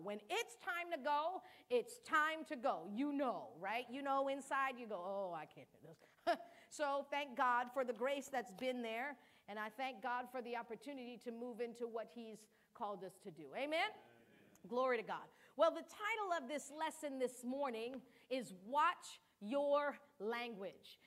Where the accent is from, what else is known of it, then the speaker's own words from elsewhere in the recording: United States; first language Cape Verdean Creole; English is a second language; I'm what you would call second generation because my parents were born there, but I was born in the United States